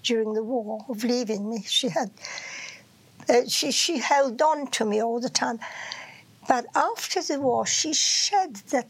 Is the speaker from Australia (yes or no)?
no; Poland; some from Germany, and I was from Poland.